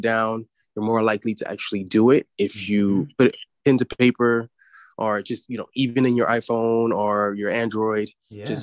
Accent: United States; as an American society

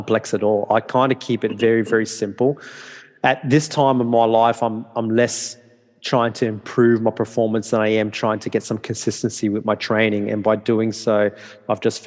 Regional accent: Darwin, Northern Territory, Australia; English is a second language; moved away as an adult; also born or lived in Townsville, Australia / Brisbane, Australia; I was born and bred in Northern Territory.

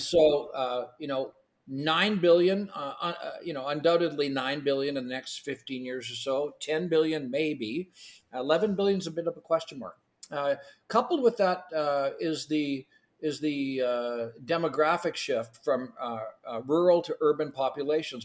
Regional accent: Canada; first language Ukrainian; English is a second language; I was born in Canada, but my first language actually was Ukrainian.

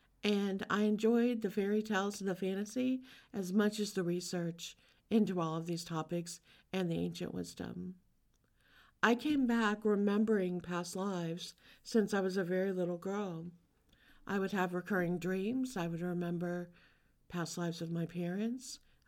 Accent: Louisiana, United States; I was born in Louisiana. I grew up around such a rich cultural heritage. Louisiana is different than almost any other state in the U.S.

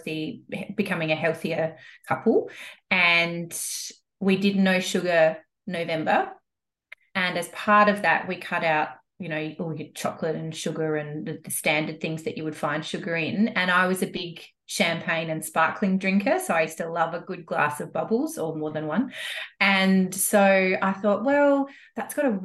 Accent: Adelaide, South Australia, Australia; moved away as an adult; now in Cairns, Australia; I'm from Adelaide. So I grew up in Adelaide, and we've got a family farm in the Adelaide Hills.

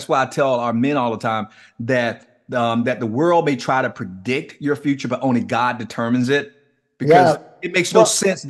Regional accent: Miami, Florida, United States; And for those who are not familiar with the city where I grew up in Liberty City, if they've never even been to Miami, they've probably heard of it because we're somewhat notorious.

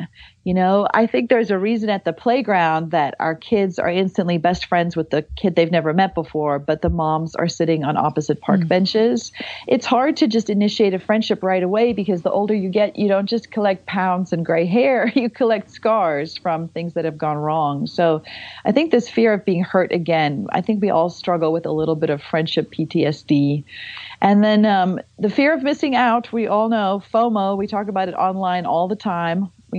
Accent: South Africa; accent: South African; So I'm from South Africa originally. So if you hear an accent, it's me, it's not you. But I have lived all over.

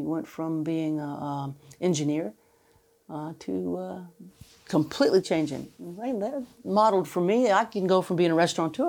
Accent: the South, United States; I'm not I'm a Southern woman.

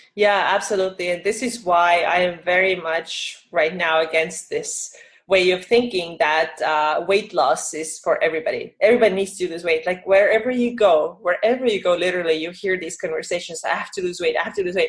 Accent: Estonia; also born or lived in Finland; now in California, United States; I'm from Estonia, but I used to be live in Finland

